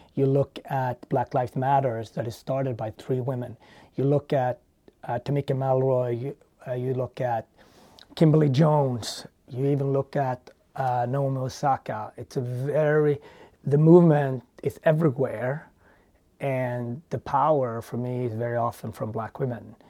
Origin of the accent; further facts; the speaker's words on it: Sweden; moved away as an adult; also born or lived in Ethiopia; now in United States; I was raised in Sweden